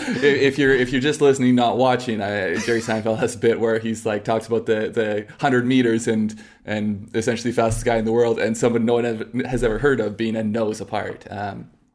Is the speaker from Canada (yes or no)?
yes; Canada; as a Canadian